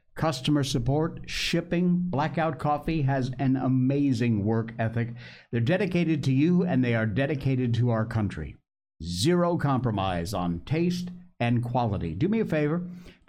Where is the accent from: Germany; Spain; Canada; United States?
United States; Cornwall, Connecticut; we grew up together in Cornwall, Connecticut